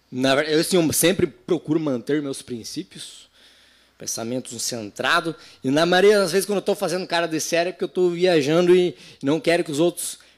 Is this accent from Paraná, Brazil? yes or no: yes; Paraná, Brazil; born there; num território chamado Cantu Quiriguaçu, onde eu nasci, hein né? Meus parentes ali, tudo.